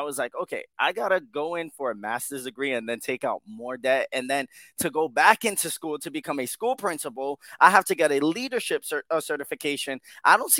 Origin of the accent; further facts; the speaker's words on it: Yonkers, New York, United States; also born or lived in Bronx, New York; I was born in the Bronx and raised in Yonkers all my life, and I'm currently in Yonkers, New York now